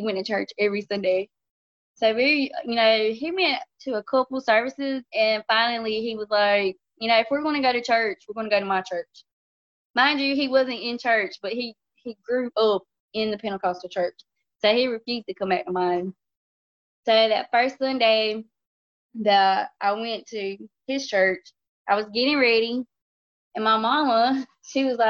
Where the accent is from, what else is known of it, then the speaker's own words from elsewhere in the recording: North Carolina, United States; We are from North Carolina